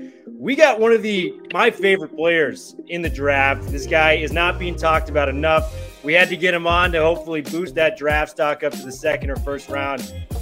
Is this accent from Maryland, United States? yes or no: no; California, United States; I'm from California